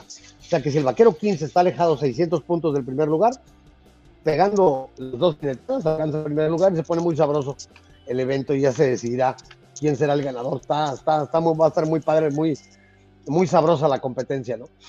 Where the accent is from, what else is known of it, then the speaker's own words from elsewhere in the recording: Monterrey, Nuevo León, Mexico; now in Tijuana, Mexico; yo soy de Monterrey, Nuevo León